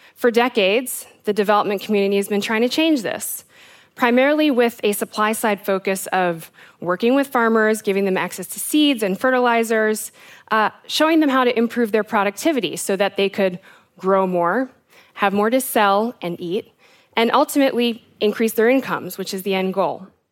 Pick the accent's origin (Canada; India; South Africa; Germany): South Africa; also born or lived in United States; I am South African and American